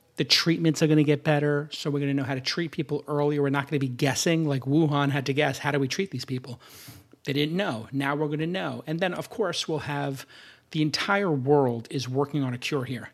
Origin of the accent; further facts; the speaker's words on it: New York City, New York, United States; I'm from Brooklyn